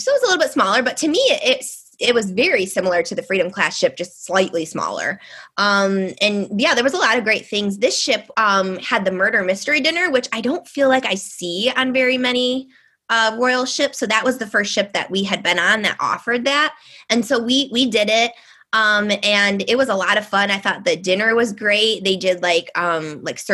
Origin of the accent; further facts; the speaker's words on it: Detroit, Michigan, United States; we're from the Detroit area in Michigan